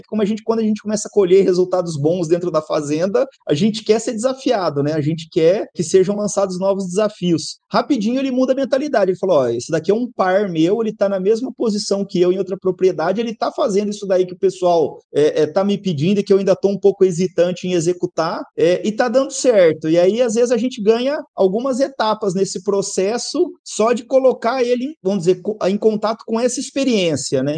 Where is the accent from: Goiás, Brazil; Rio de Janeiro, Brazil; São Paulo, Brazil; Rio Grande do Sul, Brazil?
São Paulo, Brazil; São José do Rio Preto; also born or lived in Mirassol; Eu nasci em Mirassol, mas fui criado em São José do Rio Preto